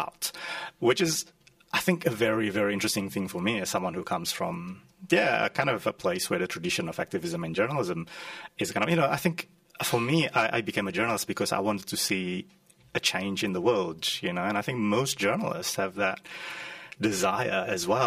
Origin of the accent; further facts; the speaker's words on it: Indonesia; now in Australia; I grew up in Indonesia and I grew up in the 90s